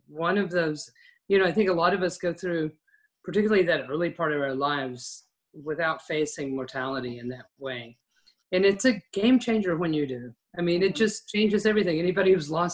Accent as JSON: {"language": "English", "region": "West Texas", "country": "United States", "tie": "born or raised there", "said": "I grew up in West Texas"}